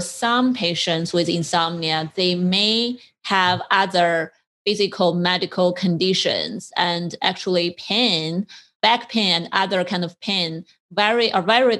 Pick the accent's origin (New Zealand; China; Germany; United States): China; moved away; I'm from China, I grew up in China